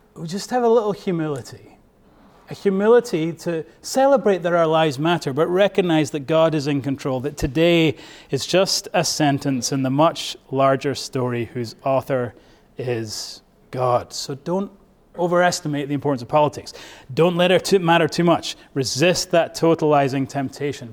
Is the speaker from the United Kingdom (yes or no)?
yes; Scotland, United Kingdom; now in United States; I am from Bonnie, Scotland, but I am now a proud American.